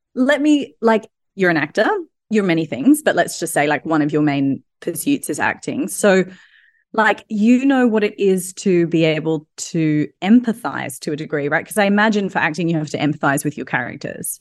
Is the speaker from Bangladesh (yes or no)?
no; Australia; now in London, United Kingdom; I'm obviously Australian